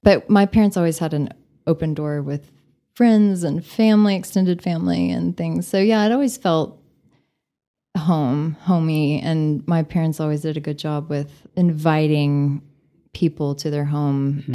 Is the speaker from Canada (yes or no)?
no; Bushland, Texas, United States; also born or lived in San Antonio, Texas / Tennessee; I grew up in Bushland, Texas, okay. and 15 minutes outside of Amarillo.